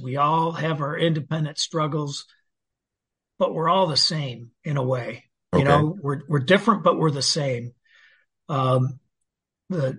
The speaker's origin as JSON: {"language": "English", "town": "Saginaw", "region": "Michigan", "country": "United States", "tie": "born or raised there", "said": "I grew up in Saginaw, Michigan"}